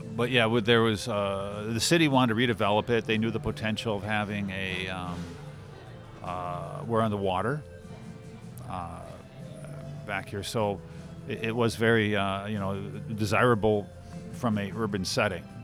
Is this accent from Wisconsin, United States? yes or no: yes; Brown Deer, Wisconsin, United States; my brother and myself, we grew up in Brown Deer, uh, Wisconsin